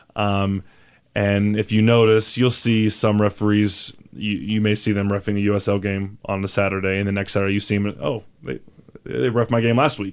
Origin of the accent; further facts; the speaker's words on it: Oklahoma, United States; now in Albuquerque, United States; I'm from Oklahoma